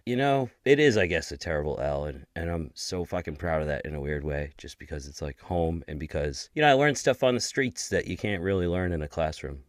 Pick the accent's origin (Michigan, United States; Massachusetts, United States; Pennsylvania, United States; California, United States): Massachusetts, United States; Lynn; my hometown of Lynn, Massachusetts